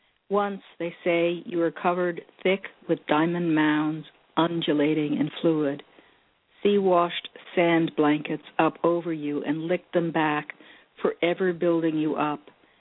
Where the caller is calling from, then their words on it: Oakland, California, United States; I'm calling from Oakland.